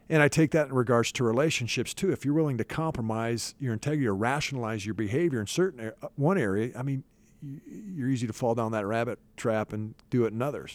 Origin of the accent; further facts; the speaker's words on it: Iowa, United States; now in Dallas-Fort Worth, United States; grown up on a farm in the east central part of Iowa